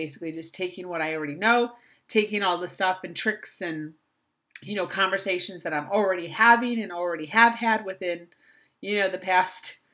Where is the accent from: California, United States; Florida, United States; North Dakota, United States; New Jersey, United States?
Florida, United States; here in my hometown of Florida